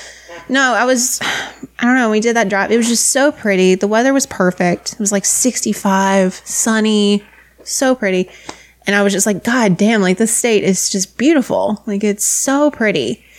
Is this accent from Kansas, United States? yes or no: no; Buckhannon, West Virginia, United States; I was born in Buckhannon.